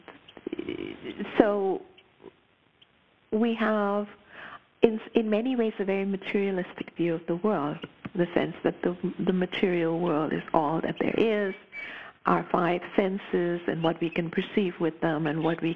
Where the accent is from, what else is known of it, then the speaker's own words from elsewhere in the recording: Mumbai, Maharashtra, India; moved away as an adult; also born or lived in United States / Pacific Northwest, Canada; now in Canada; I was born and raised in Bombay. I left when I was 21